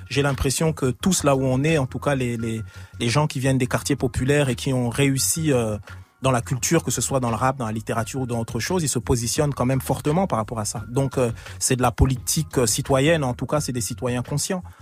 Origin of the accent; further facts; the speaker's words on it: Strasbourg, Grand Est, France; Et puis moi, je viens de de l'est de la France, je viens de Strasbourg